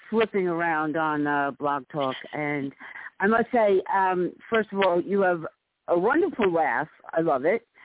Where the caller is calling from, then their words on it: New York City, New York, United States; I'm calling from the Bronx, New York.